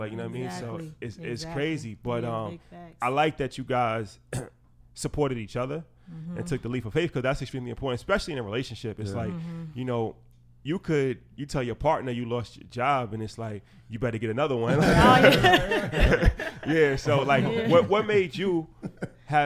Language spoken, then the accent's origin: English; New York, United States; especially like we come from New York.